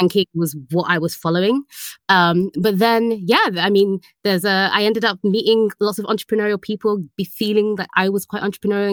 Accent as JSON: {"language": "English", "region": "London", "country": "United Kingdom", "tie": "born or raised there", "said": "I am from London in the UK. That's where I was born. And Northwest London area, for anyone who knows, is where I grew up"}